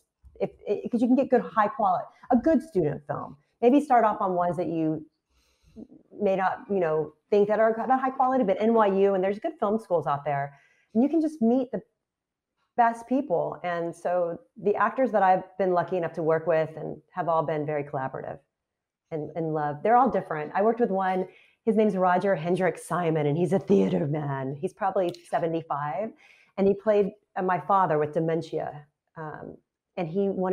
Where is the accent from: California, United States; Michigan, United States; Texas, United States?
Texas, United States; moved away as an adult; also born or lived in Philadelphia suburbs; now in Philadelphia area, United States; I'm from Texas